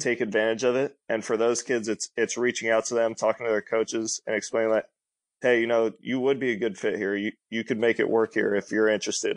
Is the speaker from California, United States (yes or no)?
yes; Sacramento, California, United States; We're from Sacramento